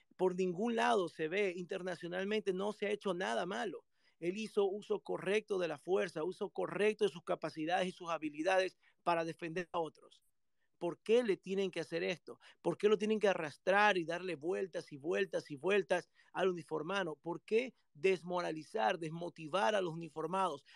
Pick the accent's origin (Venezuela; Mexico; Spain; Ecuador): Ecuador; Guayaquil, Guayas; moved away as an adult; now in United States; en Ecuador, en mi país, donde yo nací, guayaquileño